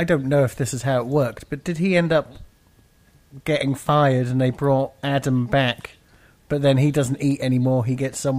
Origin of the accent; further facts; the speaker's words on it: United Kingdom; I'm British.